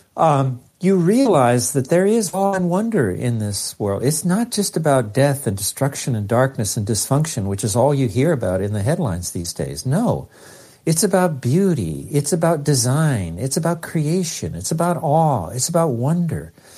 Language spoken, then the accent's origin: English; Los Angeles, California, United States; that poor little Mexican kid growing up in East L